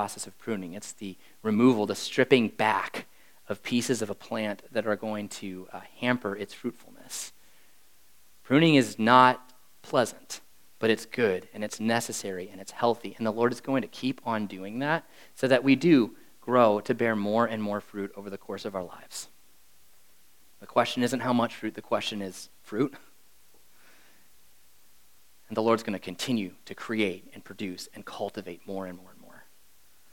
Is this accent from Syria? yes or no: no; Wisconsin, United States; moved away as an adult; now in Jacksonville, United States; I'm from Wisconsin